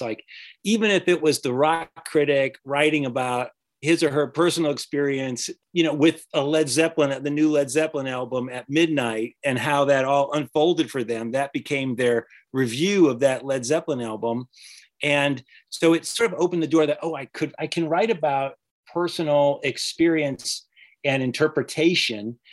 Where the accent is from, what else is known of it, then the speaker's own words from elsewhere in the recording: the South, United States; I'm from the South